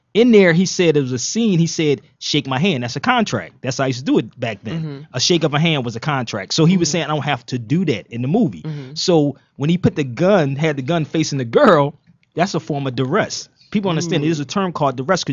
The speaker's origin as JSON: {"language": "English", "town": "Philadelphia", "region": "Pennsylvania", "country": "United States", "moved": "yes", "lives_now": "Las Vegas, United States", "said": "I'm from Philly, calling from Las Vegas"}